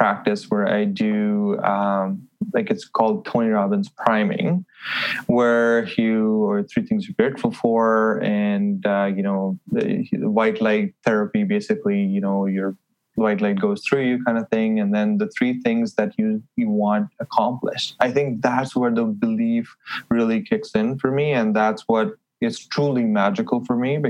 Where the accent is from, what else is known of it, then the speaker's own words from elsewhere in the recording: Delhi, India; moved away as an adult; also born or lived in Halifax, Canada; now in Edmonton, Canada; I'm from Delhi, so a big, busy city.